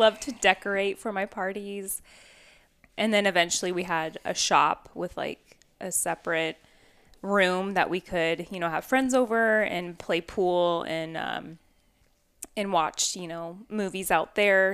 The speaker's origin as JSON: {"language": "English", "area": "the Northwest", "region": "Pacific Northwest", "country": "United States", "tie": "born or raised there", "said": "Growing up in the Northwest, we lived on two and a half acres"}